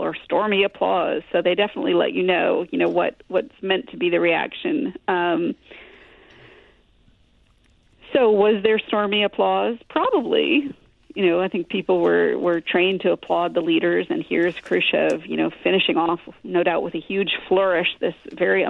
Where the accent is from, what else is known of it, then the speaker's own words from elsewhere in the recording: Glastonbury, Connecticut, United States; I grew up in Glastonbury, Connecticut